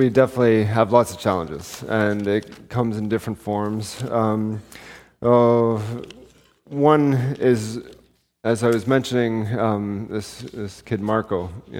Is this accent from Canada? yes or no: yes; Canada; we're from Canada, but we came back to Canada a couple months ago.